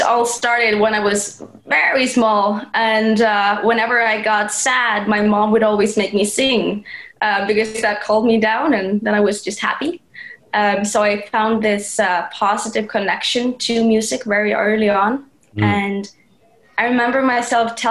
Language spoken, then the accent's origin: English; Iceland; moved away as an adult; also born or lived in Chico, California / Los Angeles; But most of my childhood, I was raised in Iceland